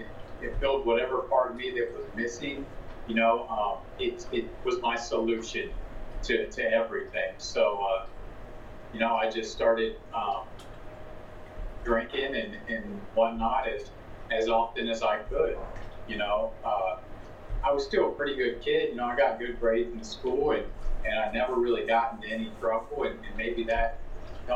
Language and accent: English; Zanesville, Ohio, United States; I'm from Zanesville, Ohio, so a little ways from you guys, obviously. I was born and raised here